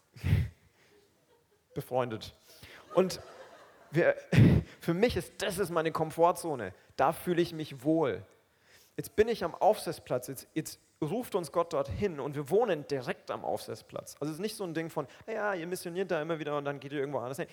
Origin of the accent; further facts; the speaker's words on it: Roth-Aurach, Bavaria, Germany; also born or lived in Aufseßplatz, Nuremberg; now in Nuremberg, Germany; Ich komme aus Rotaurach. Ja? Das ist nicht mal Rot. Ich komme aus Rotaurach. Das ist so ein kleines Dörfchen neben Rot